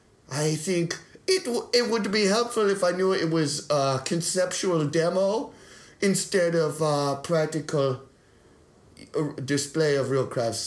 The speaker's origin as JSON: {"language": "English", "town": "Bonn", "region": "North Rhine-Westphalia", "country": "Germany", "said": "No, I'm from Bonn."}